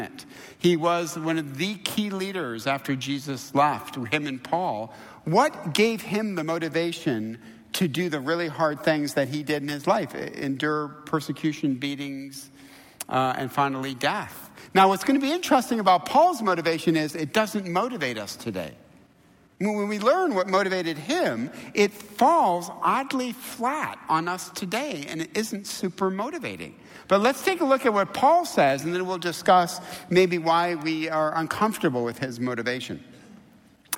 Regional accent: Midwest, United States; now in Southern California, United States; I'm from the Midwest.

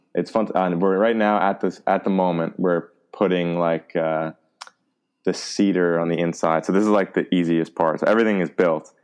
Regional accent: United States; first language English; moved away as an adult; now in Germany; we're just from America, our native language is English

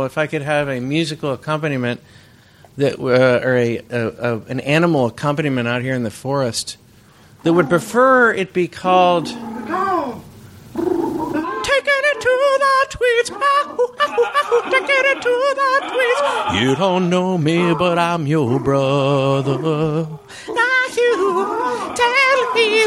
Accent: Bay Area, California, United States; I grew up in the Bay Area

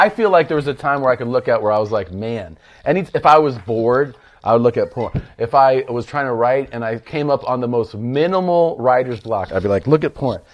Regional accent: Cincinnati, Ohio, United States; I was born in Cincinnati

